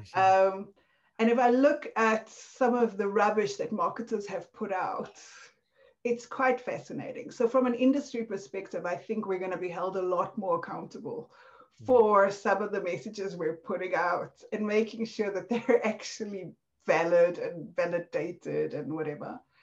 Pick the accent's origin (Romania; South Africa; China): South Africa; accent: South African; moved away; This was in South Africa, obviously, from my accent